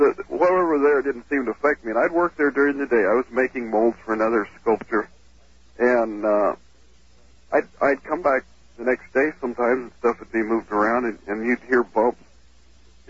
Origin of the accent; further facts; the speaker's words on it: Prescott, Arizona, United States; now in Fairbanks, United States; I'm calling from Alaska. I've lived up here for quite a few years, but I'm originally from Prescott, Arizona